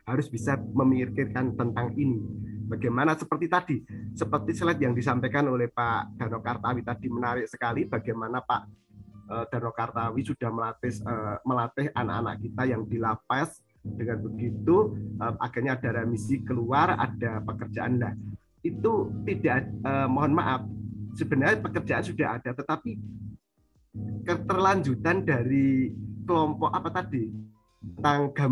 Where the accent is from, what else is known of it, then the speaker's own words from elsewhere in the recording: Wonogiri, Central Java, Indonesia; karena lingkup saya juga di Jawa, saya dari Wonogiri, uh, otomatis dekat dengan Surakarta ya